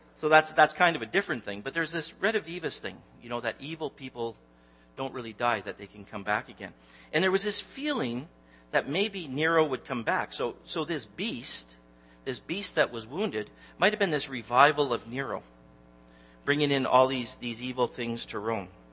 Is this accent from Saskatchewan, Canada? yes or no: no; Newmarket, Ontario, Canada; I'm actually from Newmarket